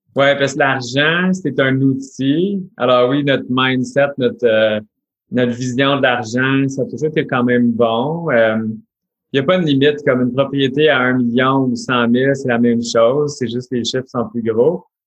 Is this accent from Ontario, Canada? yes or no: yes; Ontario, Canada; on est franco-ontarien. Alors oui, on parle français, tout ça, mais on habite en Ontario